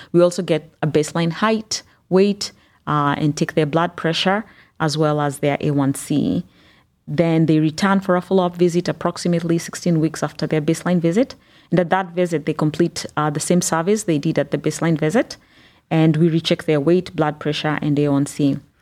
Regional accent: Kenya; also born or lived in Northeast Ohio, United States; now in Cleveland, United States; I grew up in Kenya and have lived in the United States for, uh, the past twenty years

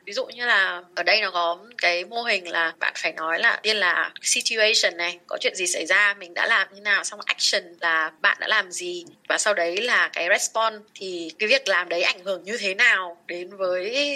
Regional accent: Vietnam; mình là người Việt Nam

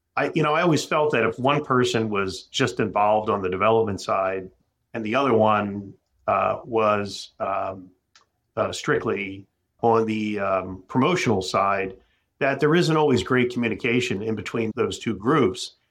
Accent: Philadelphia, Pennsylvania, United States; moved away as an adult; now in Minneapolis, United States; I'm a guy from Philadelphia.

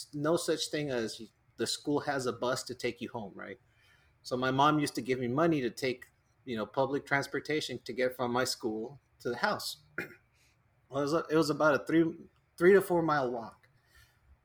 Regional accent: Mexico; growing up in Mexico

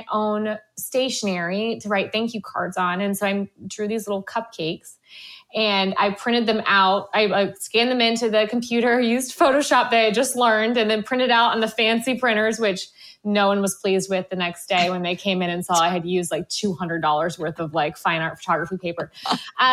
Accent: Florida, United States; I'm from Florida

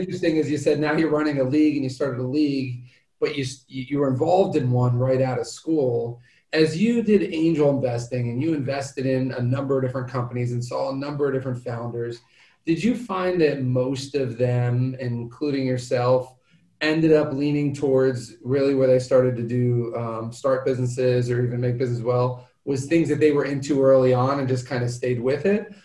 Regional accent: Pennsylvania, United States; I grew up in Pennsylvania

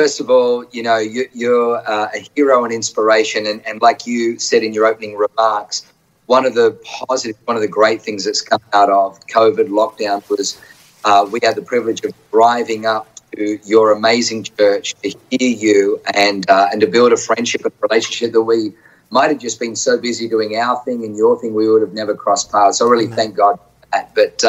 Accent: Germany; born there; Where I was born in the West, it was the East and the West.

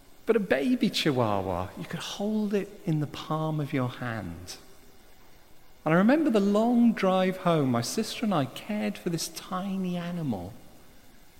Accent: South Wales, United Kingdom; I'm from South Wales

